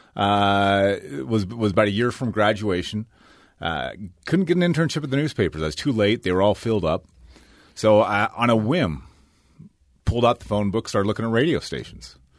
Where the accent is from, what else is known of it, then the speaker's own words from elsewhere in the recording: Aggie country, Utah, United States; I grew up in Aggie